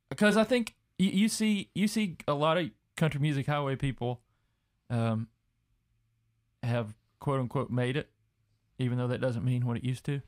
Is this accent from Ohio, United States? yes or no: no; Lawrence County, Kentucky, United States; Doc's and Giovanni's are specific to where we're from.